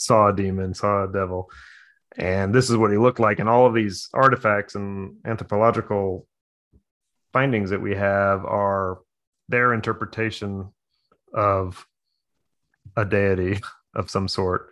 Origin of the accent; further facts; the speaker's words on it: United States; as an American, we're almost all transplants from somewhere.